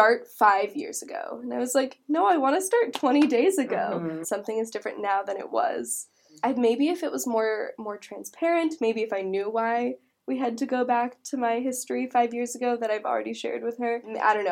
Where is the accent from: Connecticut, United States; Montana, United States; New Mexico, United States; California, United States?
California, United States; San Diego; moved away as an adult; also born or lived in Massachusetts; I'm not from here. I'm from San Diego.